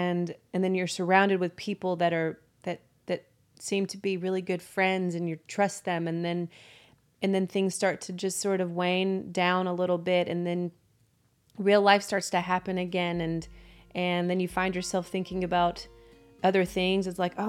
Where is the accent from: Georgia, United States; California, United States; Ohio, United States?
Georgia, United States; Chickamauga; I grew up in a small town called Chickamauga, Georgia, which is about 20 minutes south of Chattanooga, right on the border.